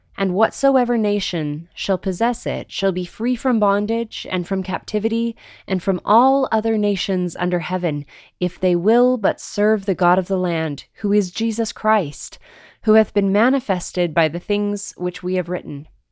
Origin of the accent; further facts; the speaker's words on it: Provo, Utah, United States; my hometown of Provo, Utah.